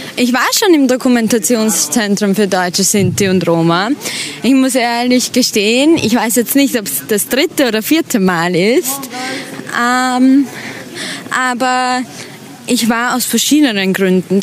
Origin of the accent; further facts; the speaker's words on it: Vienna, Austria; Und zwar bin ich aus Wien, aus dem schönen, tollen Österreich mit den wunderschönen Bergen